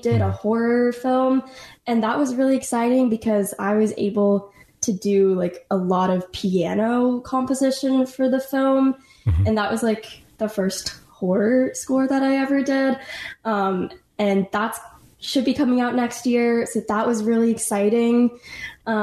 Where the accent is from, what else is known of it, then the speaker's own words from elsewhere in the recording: Los Angeles, California, United States; I'm from Los Angeles, and I was classically trained